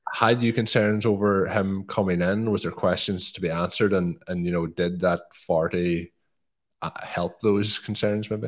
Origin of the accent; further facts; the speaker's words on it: Ireland; as an Irishman